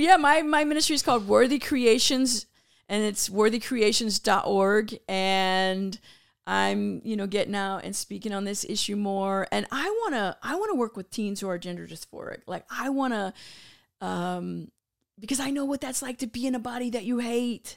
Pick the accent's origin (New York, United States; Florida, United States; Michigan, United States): Florida, United States; Tampa; I'm from Tampa, Florida